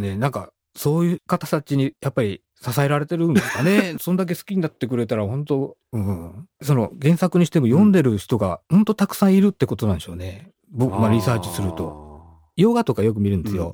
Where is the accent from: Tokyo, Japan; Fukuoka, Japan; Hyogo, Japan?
Fukuoka, Japan; Kitakyushu; moved away; 僕、北九州出身なんですけど